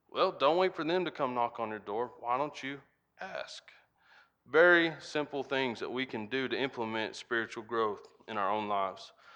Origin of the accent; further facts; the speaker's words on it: United States; accent: Hick; when I came back to the farm and started spending more time with my family, my Hick accent kinda got a lot bigger.